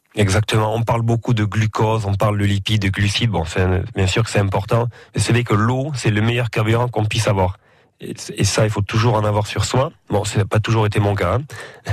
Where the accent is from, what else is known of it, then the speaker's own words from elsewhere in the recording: Amotz, Nouvelle-Aquitaine, France; les, fêtes euh, de mon village. Euh, quand j'étais petit à Amotz